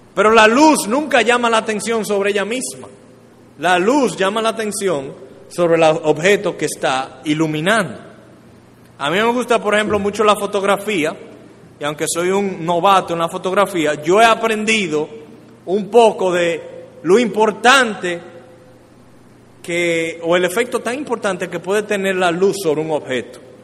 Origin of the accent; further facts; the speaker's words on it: Dominican Republic; como dominicanos